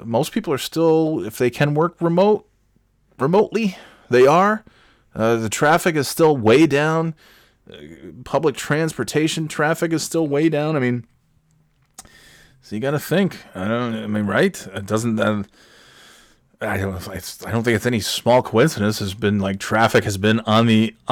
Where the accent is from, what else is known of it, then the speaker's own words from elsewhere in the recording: New York, United States; moved away as an adult; also born or lived in Florida / North Carolina; now in New Hampshire, United States; After 30 years of being a New York resident from birth until age 30